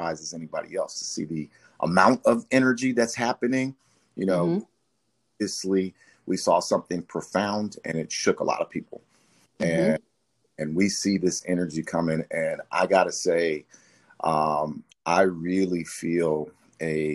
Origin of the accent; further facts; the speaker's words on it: Wichita, Kansas, United States; I grew up, I'm originally from Wichita, Kansas.